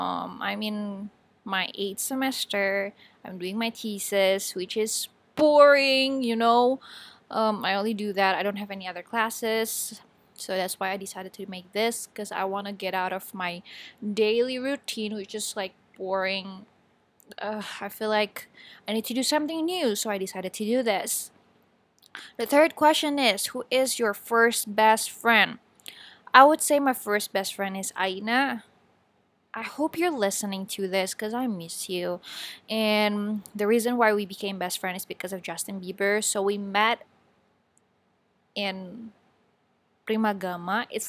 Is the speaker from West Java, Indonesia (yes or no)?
no; Batam, Riau Islands, Indonesia; born there; English is a second language; also born or lived in Bogor / Subang / Majalengka / Bandung; I was born in Batam, and then I moved to Bogor, Subang, Majalengka, and then Bandung for college.